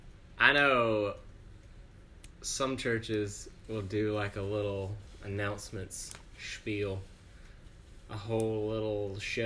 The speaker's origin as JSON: {"language": "English", "region": "Southwest Georgia", "country": "United States", "said": "And then I'm from the 229. Shout out to 229. Southwest Georgia."}